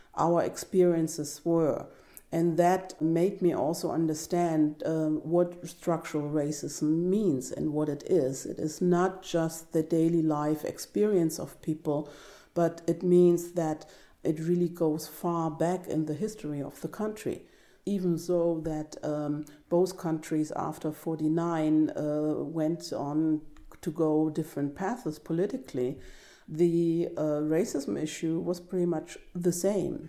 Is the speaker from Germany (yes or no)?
yes; East Germany, Germany; Growing up in East Germany